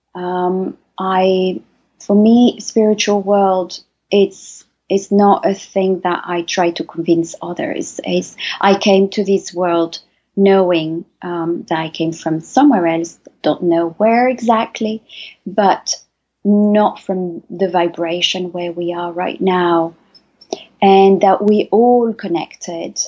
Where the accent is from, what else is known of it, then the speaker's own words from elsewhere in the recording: Paris, Île-de-France, France; now in Loire Valley, France; my story starts almost 47 years ago in Paris, where I was born, from a, uh, um, a Spanish father and mother